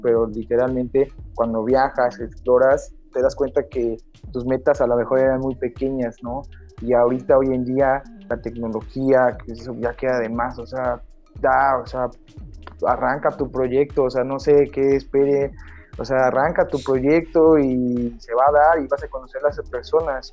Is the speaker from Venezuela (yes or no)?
no; Mexico; also born or lived in Playa del Carmen; soy mexicano, estoy bajito